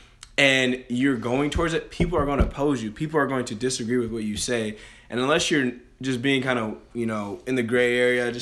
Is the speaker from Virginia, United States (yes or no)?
no; Columbus, Ohio, United States; I was born in Columbus, Ohio